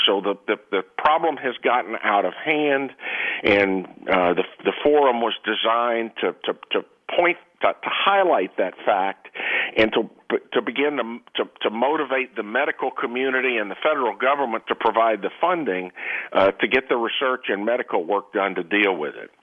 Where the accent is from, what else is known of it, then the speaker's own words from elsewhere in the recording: Texas, United States; I'm from Texas